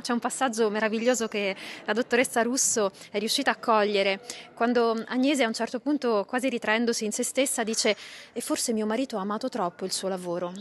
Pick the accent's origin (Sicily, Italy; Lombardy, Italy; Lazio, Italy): Sicily, Italy; io sono siciliana, quindi c'è una vicinanza eh, di cuore, di terra